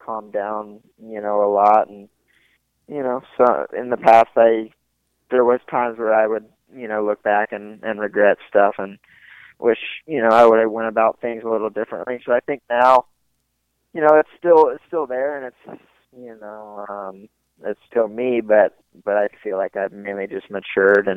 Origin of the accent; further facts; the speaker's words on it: the South, United States; I grew up in the South